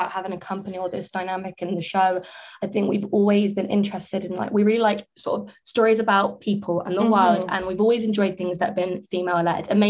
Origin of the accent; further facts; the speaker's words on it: England, United Kingdom; I'm English